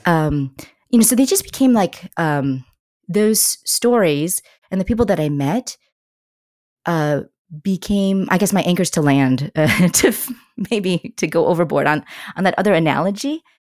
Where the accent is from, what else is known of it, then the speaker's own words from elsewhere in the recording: United States; an Asian American woman, I always felt, like, a little bit outside of the story here in the U S